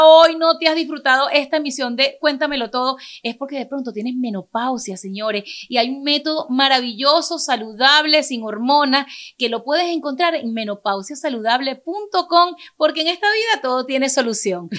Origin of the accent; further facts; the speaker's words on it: Venezuela; moved away; also born or lived in Caracas; me crié en un pueblo en Venezuela, a pesar de que nací en la capital